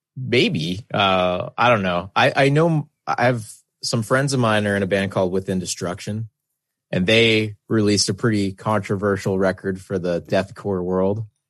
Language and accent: English; Canada; being Canadian